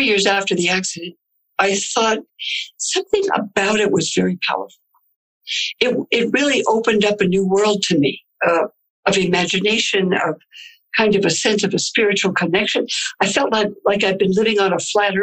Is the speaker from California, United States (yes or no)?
yes; California, United States; growing up in California